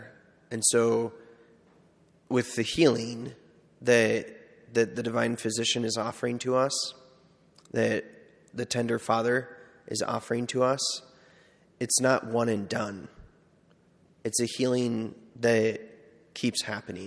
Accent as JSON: {"language": "English", "town": "McCook", "region": "Nebraska", "country": "United States", "tie": "born or raised there", "also_born_or_lived": "Seward", "moved": "as an adult"}